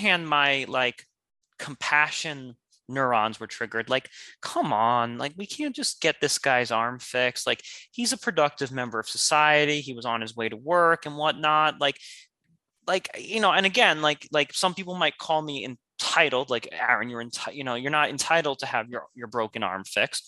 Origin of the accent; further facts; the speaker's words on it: United States; I was born in America, and us Americans, we are entitled